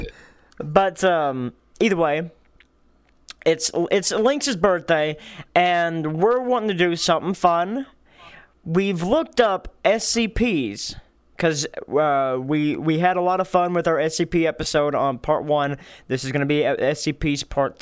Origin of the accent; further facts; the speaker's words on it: United States; us Americans